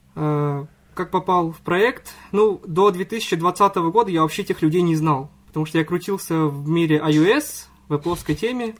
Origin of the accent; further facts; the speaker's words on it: Mamadysh, Tatarstan, Russia; Я из Республики Татарстан